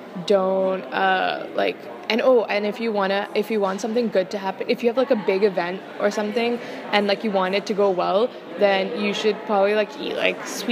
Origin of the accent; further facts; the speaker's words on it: Lahore, Punjab, Pakistan; moved away as an adult; also born or lived in Dartmouth; now in Hanover, United States; I was born in Lahore, and I spent 18 years of my life there before coming to Dartmouth.